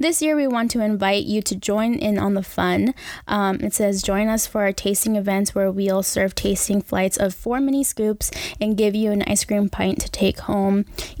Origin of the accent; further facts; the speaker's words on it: Maryland, United States; because I'm from the area, I'm from Maryland